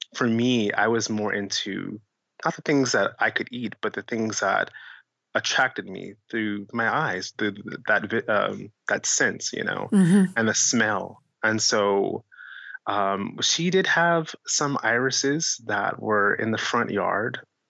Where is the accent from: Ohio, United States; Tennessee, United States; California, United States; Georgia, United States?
California, United States; Vallejo; I was born in Vallejo, California